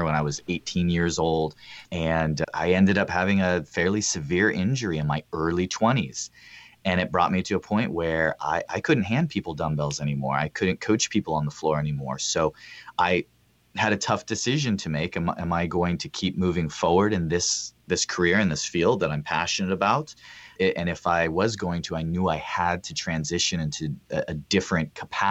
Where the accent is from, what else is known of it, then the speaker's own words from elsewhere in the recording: Northern California, United States; Northern California. You know, with what we do, most people think we're kind of in either the Bay Area or LA, but we're actually close to the Oregon border. And I live in just a small town on the outskirts of a college community, and we love it. I've been here my whole life